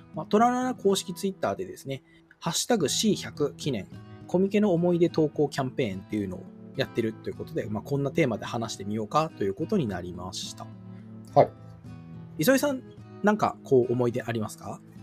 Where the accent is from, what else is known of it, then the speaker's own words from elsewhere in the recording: Japan; 私とかこう地方出身者